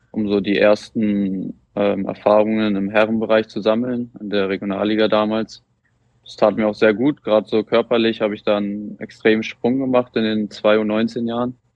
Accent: Wolbrandshausen, Germany; ist ähm, nach Wolbrandshausen in mein Heimatdorf gefahren.

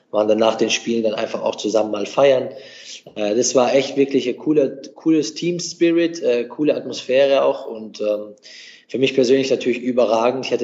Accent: Germany; born there; weil ich bin ja in Deutschland geboren.

